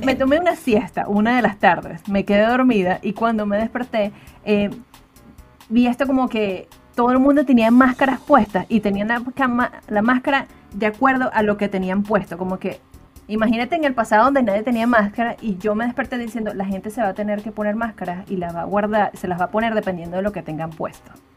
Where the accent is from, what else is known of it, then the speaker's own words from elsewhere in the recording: Valencia, Carabobo, Venezuela; moved away as an adult; Yo soy de una ciudad que se llama Valencia, Venezuela